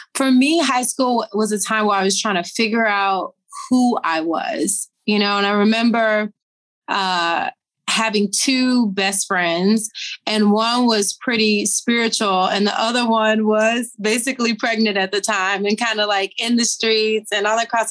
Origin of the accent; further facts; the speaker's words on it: Tennessee, United States; I'm from Tennessee. So I'm a Southern girl.